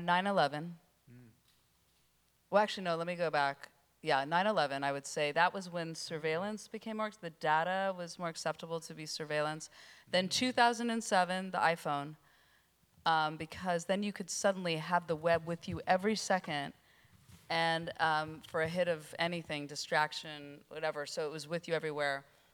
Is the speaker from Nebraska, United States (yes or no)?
no; California, United States; I mean, I was from Northern California with a personal computer